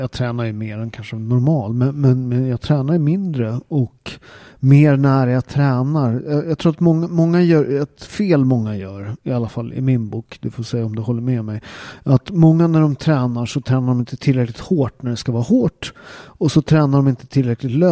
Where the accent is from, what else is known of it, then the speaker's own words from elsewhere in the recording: Upplands Väsby, Stockholm County, Sweden; moved away; Jag är ju riktig Väsbybo.